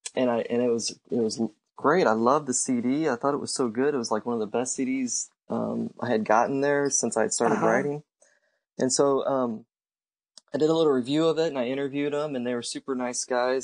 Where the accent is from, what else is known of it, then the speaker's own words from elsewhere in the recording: Cape Girardeau, Missouri, United States; also born or lived in California; now in St. Louis, United States; I'm originally from Cape Girardeau